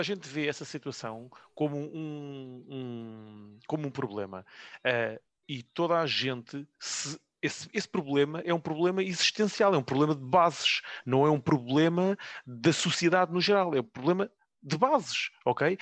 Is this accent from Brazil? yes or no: no; Loures, Lisbon, Portugal; cresci em, em Louros